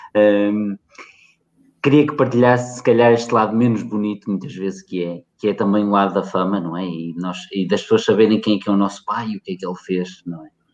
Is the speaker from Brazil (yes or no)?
no; Portugal; portugueses como eu